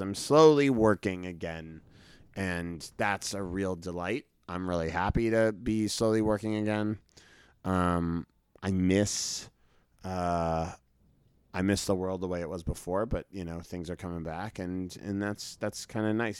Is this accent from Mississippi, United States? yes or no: no; Brookline, Massachusetts, United States; grew up in Boston. I grew up in a part of Boston called Brookline